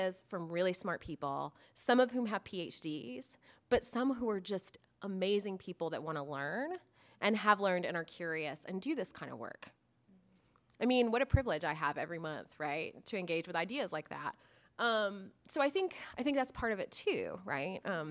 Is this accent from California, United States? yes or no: no; Florida, United States; I'm from Florida